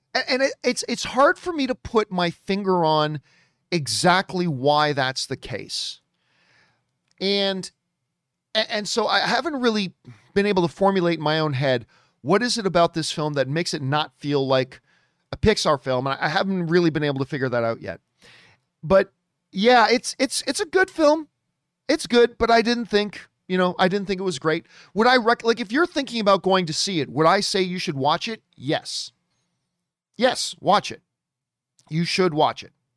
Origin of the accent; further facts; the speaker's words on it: Hamilton, Ontario, Canada; Hamilton is my hometown. Hamilton, Ontario, Canada